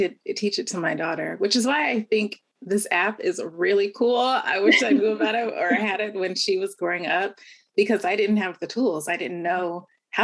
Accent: Southern California, United States; also born or lived in Bay Area; Born and raised in Southern California, to a very large family

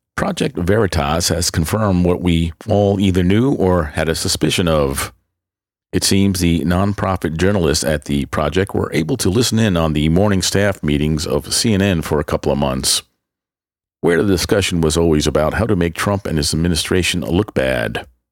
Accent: New York City, New York, United States; moved away as an adult; also born or lived in Manhattan, New York / Long Island, New York; I was born on the Upper West Side of Manhattan, but grew up mainly in the borough of the Bronx

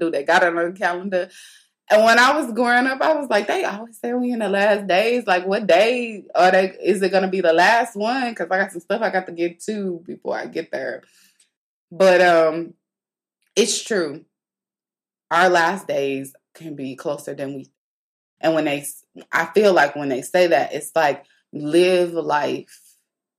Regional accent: St. Louis, Missouri, United States; moved away; back home in St. Louis, they had, my hometown

